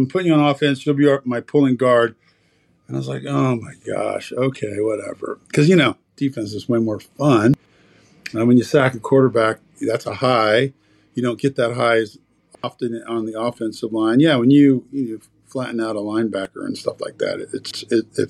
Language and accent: English; Portland, Oregon, United States; moved away; also born or lived in Eugene, Oregon; raised in Portland most of my life